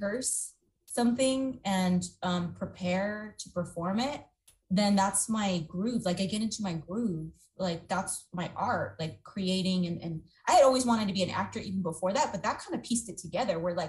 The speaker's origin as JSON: {"language": "English", "town": "San Jose", "region": "California", "country": "United States", "tie": "born or raised there", "said": "I grew up in Eastside San Jose, so all my friends that I grew up with from kindergarten on"}